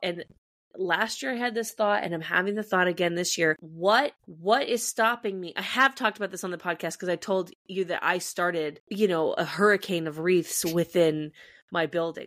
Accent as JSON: {"language": "English", "region": "California", "country": "United States", "said": "As a Californian"}